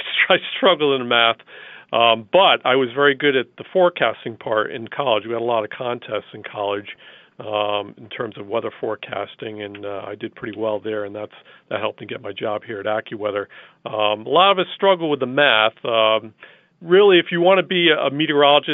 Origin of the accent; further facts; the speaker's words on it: New England, United States; growing up in New England